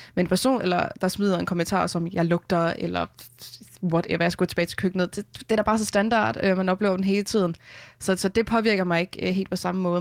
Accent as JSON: {"language": "Danish", "area": "Vestegnen", "region": "Capital Region of Denmark", "country": "Denmark", "tie": "born or raised there", "also_born_or_lived": "Hørsholm / Taastrup", "said": "jeg voksede op i Hørsholm, øh, og så flyttede vi efter mine forældre blev skilt, da jeg var fire, til, øh, Vestegnen, hvor jeg så har boet, og jeg bor her også nu"}